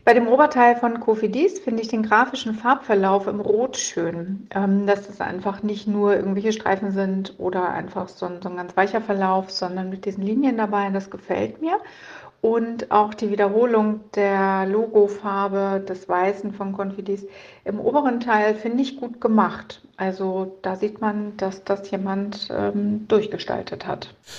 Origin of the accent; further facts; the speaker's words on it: Hamburg, Germany; Ich komme ja aus Hamburg